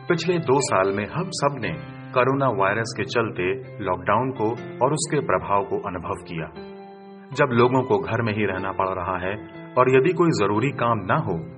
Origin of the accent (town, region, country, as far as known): India